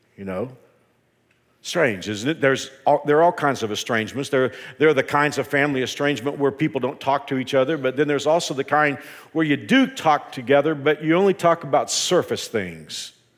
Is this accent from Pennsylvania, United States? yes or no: no; Dallas, Texas, United States; moved away; I grew up in the Dallas-Fort Worth area